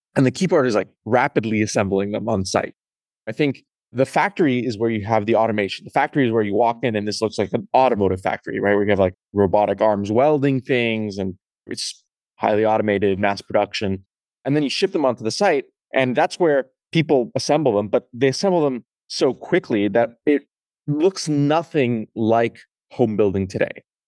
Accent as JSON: {"language": "English", "country": "Canada", "tie": "born or raised there", "said": "I grew up in Canada"}